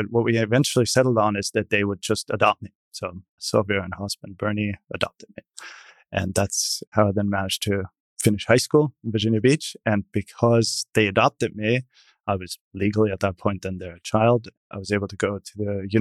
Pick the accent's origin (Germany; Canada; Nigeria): Germany; small town east of Munich, Bavaria; now in United States; I was born in a small town to the east of Munich in what then was West Germany